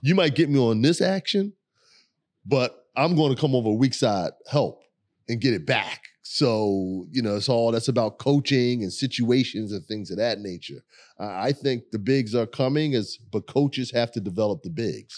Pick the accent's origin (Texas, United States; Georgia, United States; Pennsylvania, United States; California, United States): Pennsylvania, United States; Philadelphia; growing up in South Philly